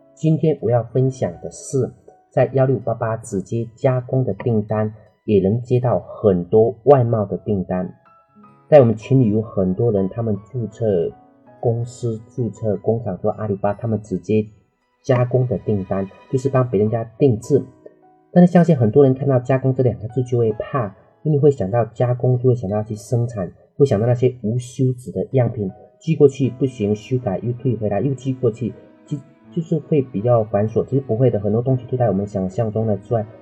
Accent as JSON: {"language": "Chinese", "town": "Dehua", "region": "Fujian", "country": "China", "tie": "born or raised there", "moved": "yes", "said": "在我老家德化一次陶瓷的产业带， 老家有很多人都是在卖陶瓷的"}